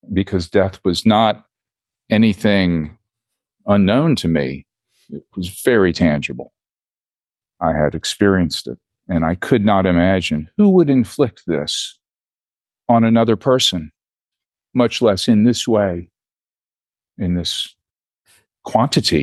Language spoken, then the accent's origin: English; Houston, Texas, United States; I was born here in Houston 58 years and 72 days ago at Methodist Hospital